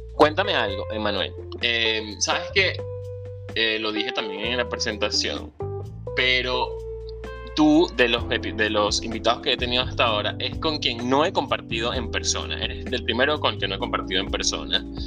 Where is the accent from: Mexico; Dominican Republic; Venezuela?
Venezuela; moved away; Soy venezolano, emigrante, ciudadano del mundo y un soñador